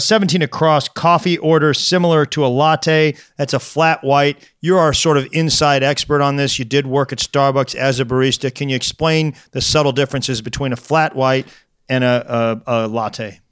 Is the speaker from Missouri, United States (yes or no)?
yes; St. Louis, Missouri, United States; he's got some Saint Louis ties, actually, in my hometown